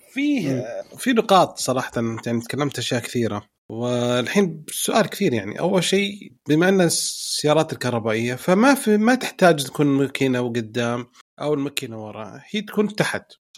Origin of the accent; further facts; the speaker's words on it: Saudi Arabia; عندنا في السعودية